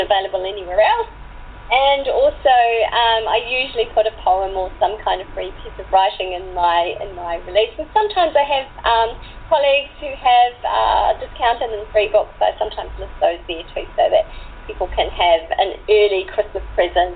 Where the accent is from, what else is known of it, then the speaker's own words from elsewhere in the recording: New Zealand; I'm a New Zealander